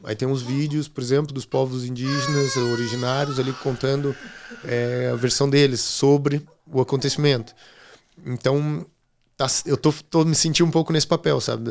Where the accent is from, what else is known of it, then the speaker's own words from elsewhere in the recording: Curitiba, Paraná, Brazil; moved away as an adult; now in Lisbon, Portugal; sou de Curitiba, mas estou em Lisboa já há seis anos